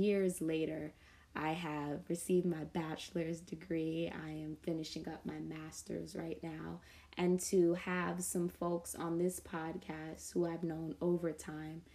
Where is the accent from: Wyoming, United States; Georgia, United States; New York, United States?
New York, United States; New York City; I grew up in Southside Jamaica, Queens